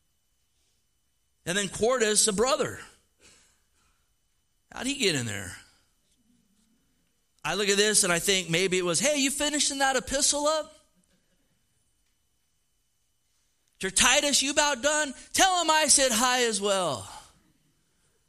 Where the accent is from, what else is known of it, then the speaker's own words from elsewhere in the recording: California, United States; also born or lived in Oregon; Born and raised in the Golden State